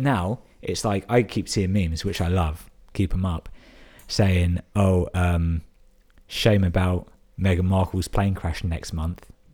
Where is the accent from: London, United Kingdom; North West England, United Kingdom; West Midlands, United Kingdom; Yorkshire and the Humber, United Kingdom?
London, United Kingdom; moved away as an adult; now in Brighton, United Kingdom; I'm born and raised in London